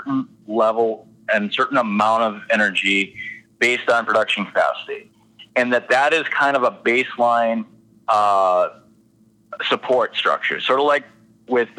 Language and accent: English; Mercer County, North Dakota, United States; I grew up in Mercer County in Bath